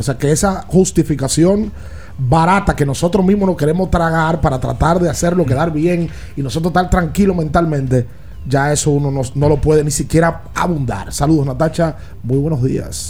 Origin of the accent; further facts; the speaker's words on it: Dominican Republic; nosotros como dominicanos